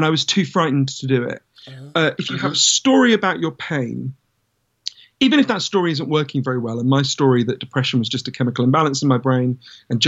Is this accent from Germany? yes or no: no; London, United Kingdom; I grew up in London